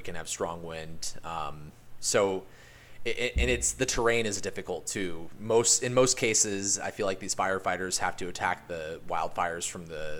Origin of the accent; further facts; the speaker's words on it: Palm Springs, California, United States; moved away; My hometown is Palm Springs, California, in Southern California.